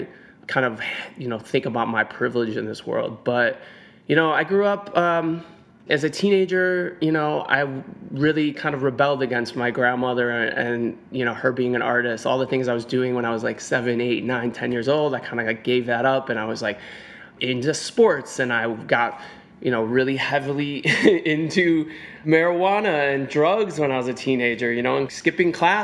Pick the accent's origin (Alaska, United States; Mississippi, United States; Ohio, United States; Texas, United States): Ohio, United States; Cleveland; moved away as an adult; now in New York City, United States; growing up in Cleveland, Ohio. You know, that's where I was born and raised. I've lived in New York City for 19 years at this point